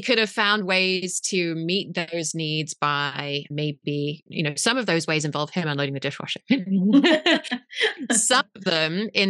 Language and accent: English; England, United Kingdom; moved away as an adult; now in Berkeley, United States; This is where I live. Yes. I'm actually English originally. I'm wondering if you can't even hear it anymore.